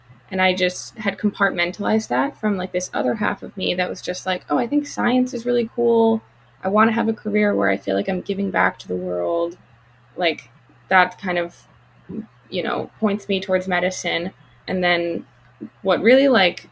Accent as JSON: {"language": "English", "region": "Colorado", "country": "United States", "tie": "born or raised there", "also_born_or_lived": "Chicago, Illinois / Princeton, New Jersey / Dallas, Texas", "moved": "as an adult", "lives_now": "Los Angeles, United States", "said": "I moved to Colorado when I was like around 9. Went to middle school and high school in Colorado"}